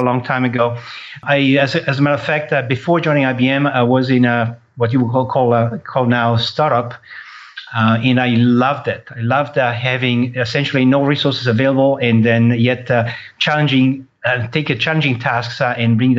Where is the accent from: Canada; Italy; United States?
Italy; moved away; I was born in Italy